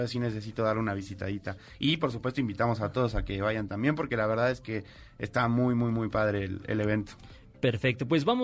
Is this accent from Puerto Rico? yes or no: no; Mexico; accent: Mexican; Yo tengo el acento mexicano más marcado, pero voy a apoyar a Argentina en el amo a México, que no se confunda, o sea, es mi casa.